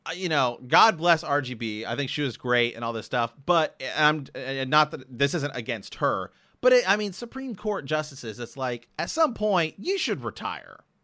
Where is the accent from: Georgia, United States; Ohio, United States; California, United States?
Ohio, United States; I'm from Ohio